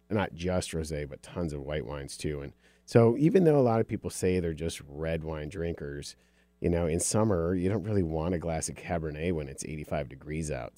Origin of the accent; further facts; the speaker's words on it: Upper Michigan, United States; I was raised in Upper Michigan